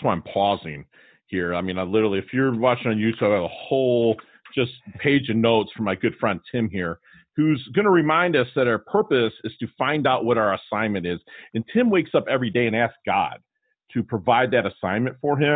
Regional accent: Detroit, Michigan, United States; I grew up in Detroit

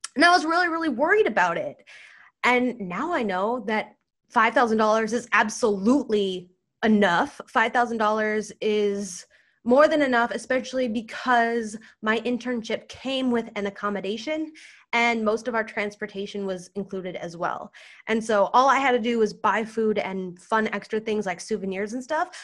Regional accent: United States; first language English; I'm white, I'm a U S citizen, English is my first language

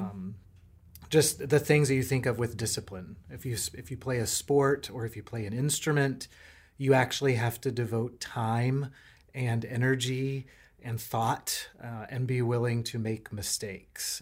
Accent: North Carolina, United States; moved away as an adult; now in Richmond, United States; I am a North Carolinian, uh, so I'm a little bit in, still in, in, uh, different territory here in Virginia. I grew up in North

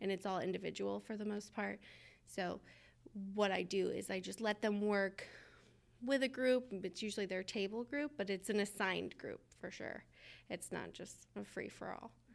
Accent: Georgia, United States; I'm from Georgia

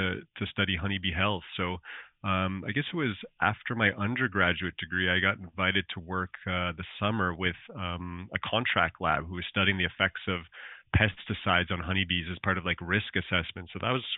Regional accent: Alberta, Canada; accent: Canadian; moved away as an adult; also born or lived in Nova Scotia; I'm from Alberta, Canada

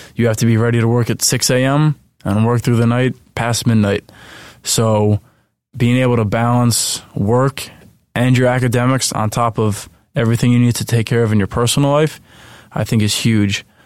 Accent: Flemington, New Jersey, United States; moved away as an adult; also born or lived in central Pennsylvania; I'm originally from Flemington, New Jersey

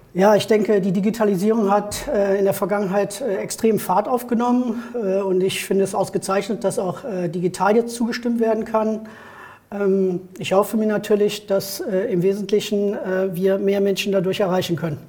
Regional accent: Neuss, North Rhine-Westphalia, Germany; Ich bin geboren in Neuss und wohne auch in Neuss

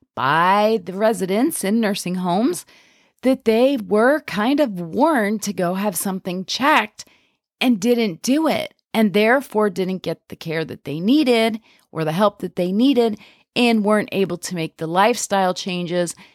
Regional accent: Pennsylvania, United States; I'm from Pennsylvania, and we have this Pennsylvania Dutch culture here

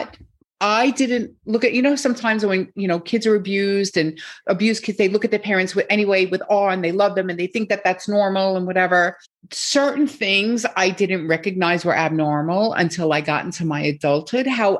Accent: United States; moved away as an adult; also born or lived in Japan; I'm American

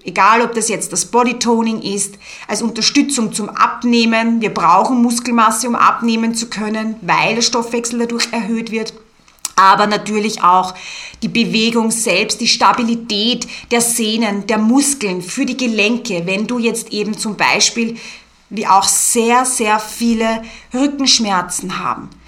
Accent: Austria; Bei uns in Österreich ist es so, dass du rein theoretisch im Sportbereich nicht mal eine Ausbildung benötigst und Kurse leiten kannst.

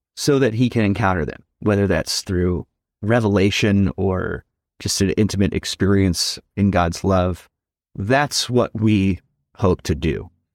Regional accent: Dallas, Texas, United States; now in Seattle, United States; I grew up in Dallas, Texas

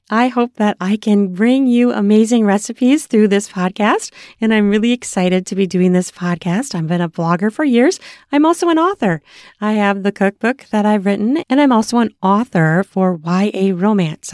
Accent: United States; I'm American

